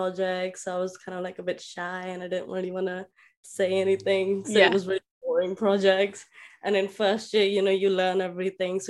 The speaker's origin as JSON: {"language": "English", "region": "Delhi", "country": "India", "said": "I'm from India, Delhi specifically"}